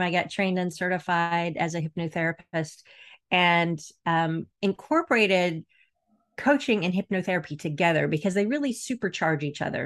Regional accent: Florida, United States; I grew up in Florida

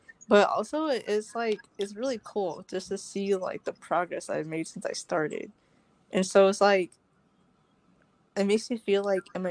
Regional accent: New Chicago, Indiana, United States; from New Chicago, and everybody always thinks that means like Chicago, but it's still in Indiana

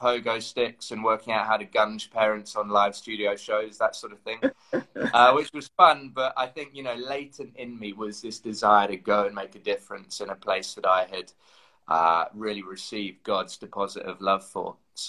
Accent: London, United Kingdom; I'm from London.

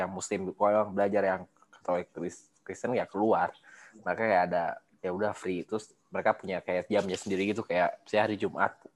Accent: Bandung, West Java, Indonesia

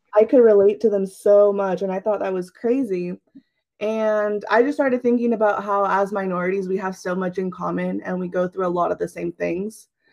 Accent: Central Valley of California, United States; I've grown up here in the Central Valley of California, um, currently living in the Turlock area.

